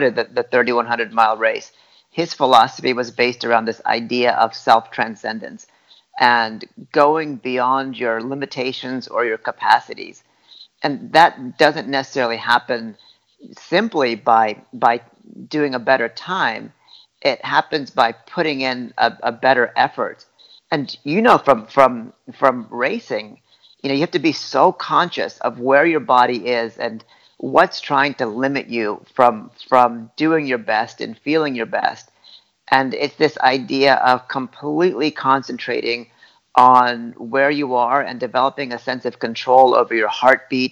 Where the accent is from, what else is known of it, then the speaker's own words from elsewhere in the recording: Oakland, California, United States; also born or lived in Boulder, Colorado; we were all kind of first generation immigrants. First moving to Boulder, and then later on to Oakland